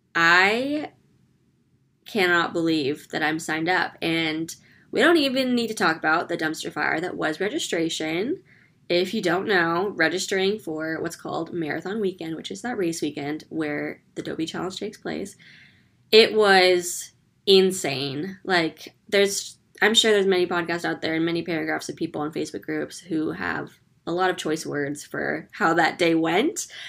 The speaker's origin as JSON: {"language": "English", "region": "California", "country": "United States", "tie": "born or raised there", "moved": "yes", "lives_now": "Orlando, United States", "said": "I'm originally born and raised in California"}